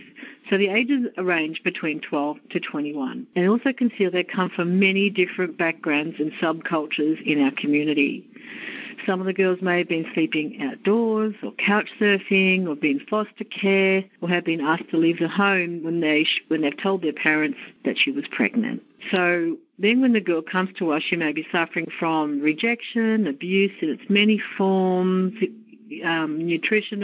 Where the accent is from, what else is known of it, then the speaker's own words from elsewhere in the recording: Australia; accent: Australian; moved away as an adult; now in United States; As you may tell from my accent, I'm from Australia, and I've come to the US for a change of life